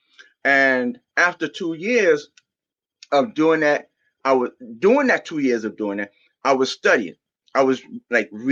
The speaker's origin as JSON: {"language": "English", "town": "New York City", "region": "New York", "country": "United States", "tie": "born or raised there", "moved": "as an adult", "lives_now": "New Jersey, United States", "said": "I was born in Brooklyn, New York."}